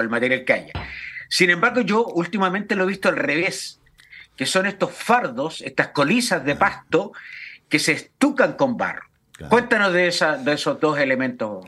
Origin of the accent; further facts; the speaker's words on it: Putaendo, Valparaíso, Chile; Conozco muy bien con mi infancia y mi, mi adolescencia, las casas construidas en Putaendo, ¿no es cierto?, en la, en la quinta región